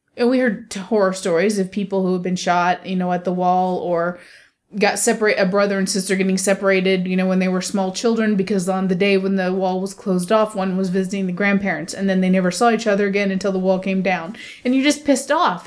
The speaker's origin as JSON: {"language": "English", "country": "United States", "said": "my heritage as an American"}